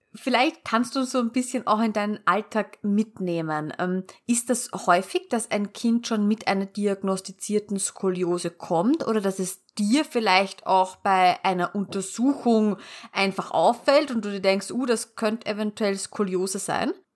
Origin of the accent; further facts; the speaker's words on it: Austria; bei uns in Österreich